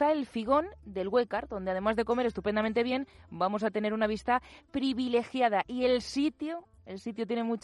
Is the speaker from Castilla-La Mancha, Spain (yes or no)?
yes; Cuenca, Castilla-La Mancha, Spain; yo os invito a conocer un poquito más eh, mi tierra, porque de Cuenca desde luego nos vais a marchar con el estómago vacío.